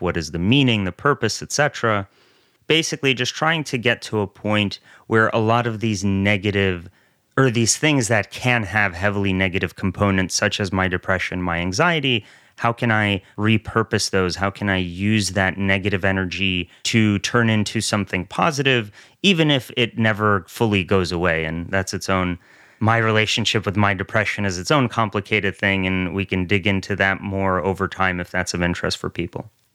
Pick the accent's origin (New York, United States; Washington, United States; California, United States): New York, United States; New York area, United States; also born or lived in Soviet Russia; I grew up in the New York area